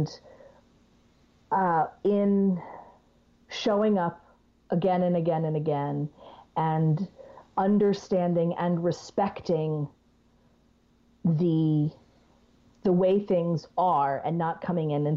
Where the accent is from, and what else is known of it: United States